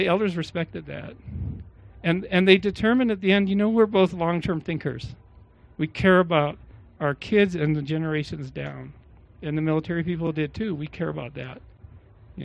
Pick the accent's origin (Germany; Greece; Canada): Canada; moved away as an adult; also born or lived in Czechoslovakia; now in United States; I was an immigrant from Canada